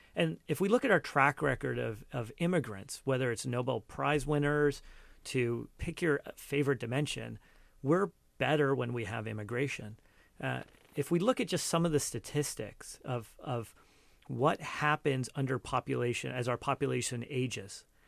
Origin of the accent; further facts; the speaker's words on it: Cupertino, California, United States; also born or lived in India; I was born in India, but, you know, largely have grown up here, but I, I, you know, I am an immigrant. and growing up here, when I, like, when we first moved here, you know, Cupertino